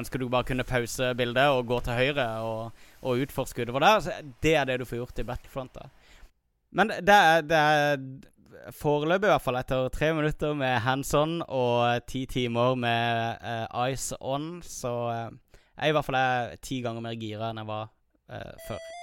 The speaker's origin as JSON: {"language": "Norwegian", "town": "Kristiansand", "region": "Agder", "country": "Norway", "tie": "born or raised there", "said": "Pappa hadde akkurat fått en 286 eh, på hjemmekontoret sitt hjemme i Kristiansand"}